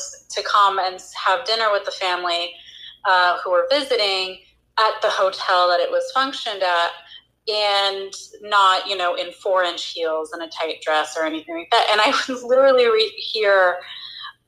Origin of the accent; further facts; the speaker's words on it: Chicago, Illinois, United States; I grew up in Chicago